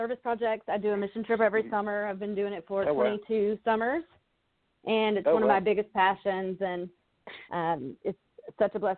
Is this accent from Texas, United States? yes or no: no; Spartanburg, South Carolina, United States; moved away as an adult; also born or lived in Florida; I'm originally from Spartanburg, South Carolina